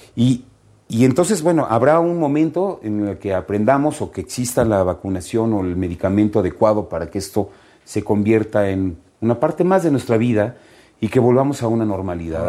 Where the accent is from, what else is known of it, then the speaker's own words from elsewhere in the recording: Mexico; como mexicanos